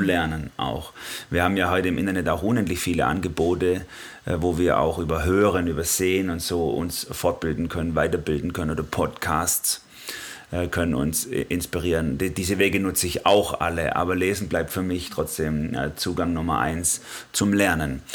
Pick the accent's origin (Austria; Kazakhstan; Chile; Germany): Germany; Swabia, Baden-Württemberg; komme auch aus einer Schaffermentalität als Schwabe